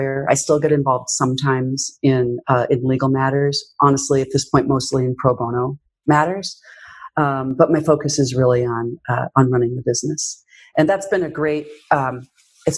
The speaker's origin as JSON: {"language": "English", "town": "Yakima", "region": "Washington", "country": "United States", "tie": "born or raised there", "also_born_or_lived": "France", "moved": "yes", "lives_now": "Seattle, United States", "said": "we opened up an office in my hometown in Yakima"}